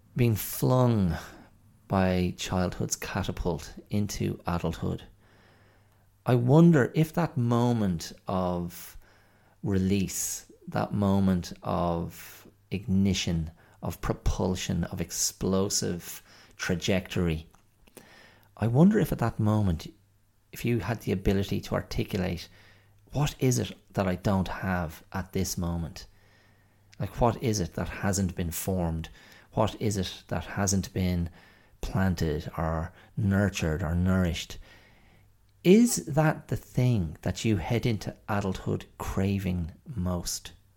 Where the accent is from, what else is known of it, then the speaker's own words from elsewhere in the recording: Ireland; we Irish people. I mean, in Ireland, you know, we, we consumed a huge amount of American content